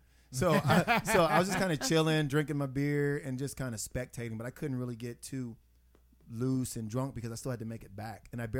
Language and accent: English; Texas, United States; where are you from? I said Texas.